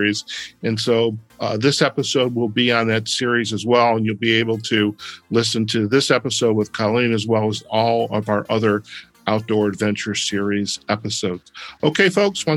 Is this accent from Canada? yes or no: no; Detroit, Michigan, United States; also born or lived in Chicago, Illinois; now in US Southwest; growing up in Detroit